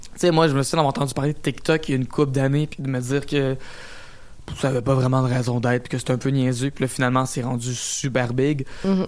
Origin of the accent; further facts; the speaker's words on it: Quebec, Canada; je venais du Québec